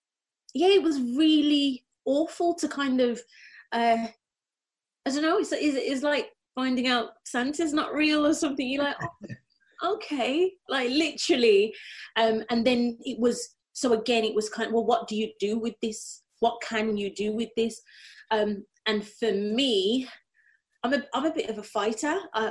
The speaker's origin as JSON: {"language": "English", "town": "Birmingham", "region": "West Midlands", "country": "United Kingdom", "tie": "born or raised there", "accent": "Brummie", "said": "But growing up in Birmingham, you get, and I think again, I think it's like a false sense of security. So, you know, I grew up in a very multicultural, I was around every, you know, color, creed, sexuality."}